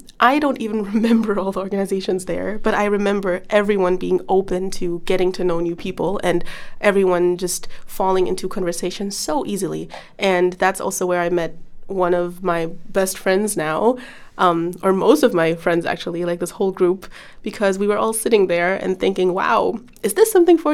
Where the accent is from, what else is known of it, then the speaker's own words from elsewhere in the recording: Germany; moved away as an adult; now in Netherlands; I'm from Germany and I'm 22 years old